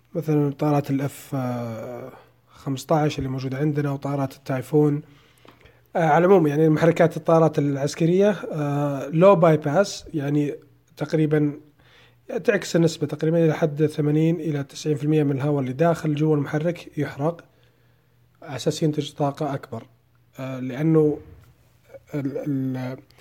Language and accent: Arabic; Saudi Arabia; عندنا في السعودية